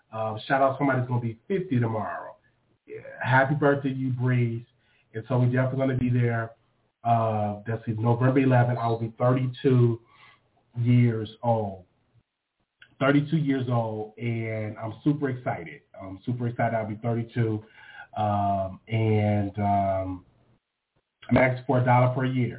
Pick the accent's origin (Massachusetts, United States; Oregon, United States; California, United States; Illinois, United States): Illinois, United States; Chicago; now in Texas, United States; I'm from Chicago